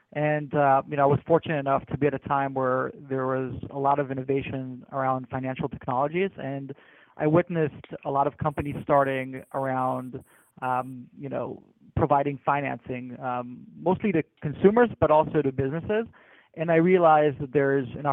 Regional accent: New Jersey, United States; moved away; also born or lived in New York / Israel; I grew up in New Jersey and later on Israel.

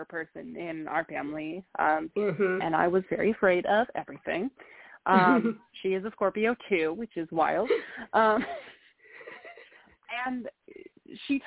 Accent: Colorado, United States; I grew up in Colorado

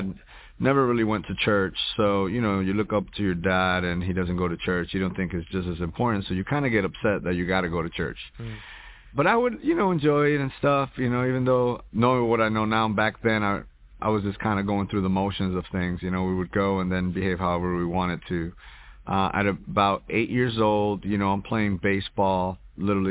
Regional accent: Hoboken, New Jersey, United States; also born or lived in New York; now in Houston, United States; I was born in Jersey City, New Jersey, raised in Hoboken

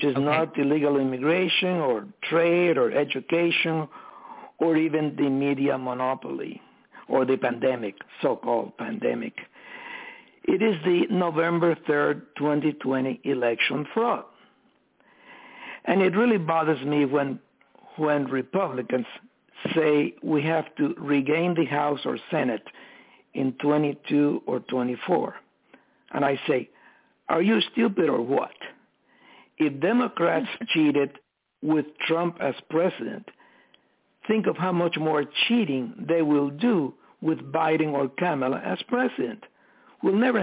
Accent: Cuba; moved away; I was born in Cuba

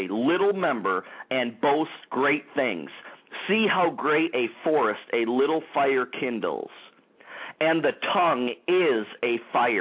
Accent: Detroit, Michigan, United States; Rochester Hills, Michigan, the Detroit area, my hometown, baby, the Motor City area

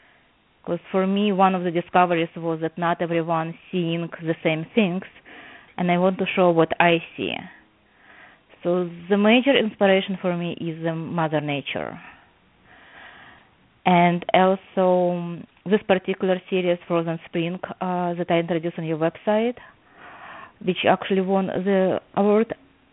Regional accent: Odesa, Odesa Oblast, Ukraine; now in New Jersey, United States; As you mentioned, I live right now in New Jersey, but I came here from Odessa, Ukraine, and I never learned art.

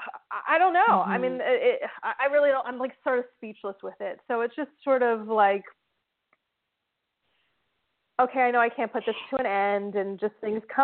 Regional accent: New Jersey, United States; New Jersey

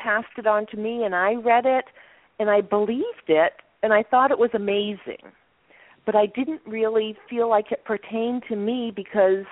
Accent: Maine, United States; I grew up in Maine

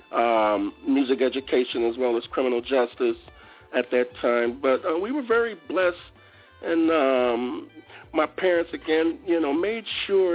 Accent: Detroit, Michigan, United States; I'm from Detroit.

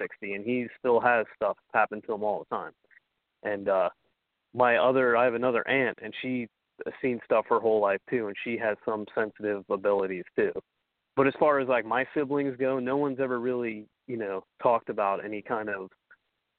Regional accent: Ohio, United States; also born or lived in New York; we moved to Ohio from New York when I was around 6 and a half, going on 7

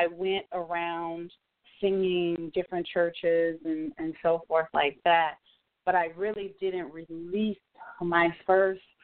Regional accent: Boston, Massachusetts, United States; moved away as an adult; now in Springfield, United States; I grew up, I was born in Boston

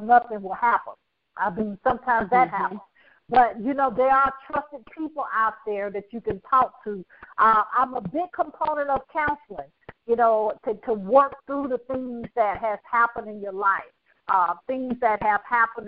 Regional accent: the South, United States; I'm from the South

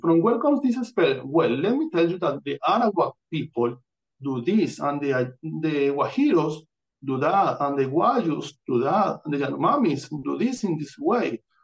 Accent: Amazonas, Venezuela; English is a second language; now in United States; I'm born in Amazonas, Venezuela. This is my birth certificate and I come from Venezuela. I don't grow up here. I grew up in there

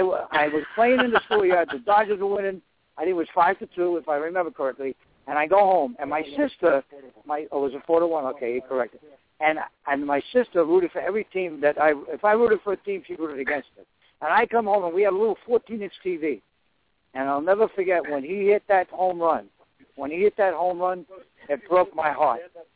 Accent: New York City, New York, United States; moved away as an adult; now in Arizona, United States; I was born in Flatbush. I lived on Coney Island Avenue right off Kings Highway in that area.

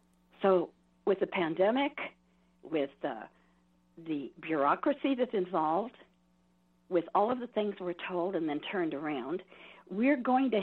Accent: California, United States; I don't come from here. I come from Southern California, then the Bay Area, and then here.

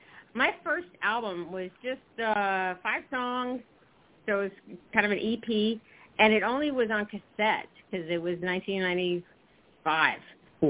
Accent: South Carolina, United States; now in New Jersey, United States; Okay, well, I'm originally from South Carolina, and I have been relocated to New Jersey. A culture shock.

